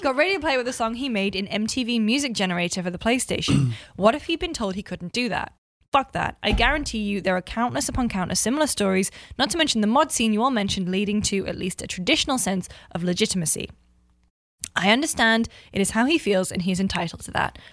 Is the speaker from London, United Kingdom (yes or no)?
no; Newcastle upon Tyne, North East England, United Kingdom; born or raised there; moved away